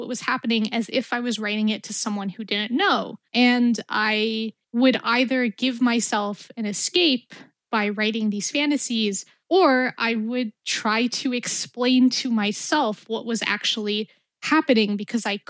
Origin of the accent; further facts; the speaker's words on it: New York City, New York, United States; being an Arab American growing up in Brooklyn during the Bush administration